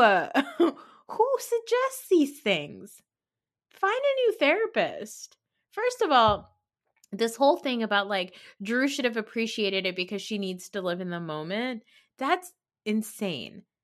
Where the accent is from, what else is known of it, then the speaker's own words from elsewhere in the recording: New Jersey, United States; I'm from New Jersey